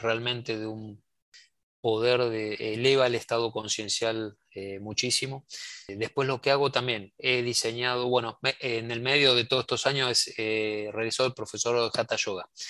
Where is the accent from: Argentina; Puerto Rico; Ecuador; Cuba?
Argentina; mi país, Argentina